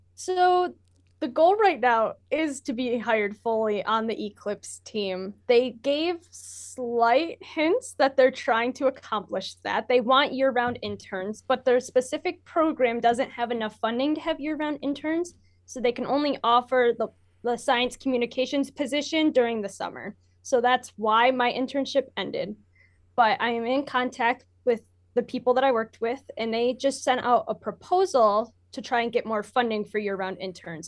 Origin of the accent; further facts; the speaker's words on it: Michigan, United States; I'm from Michigan.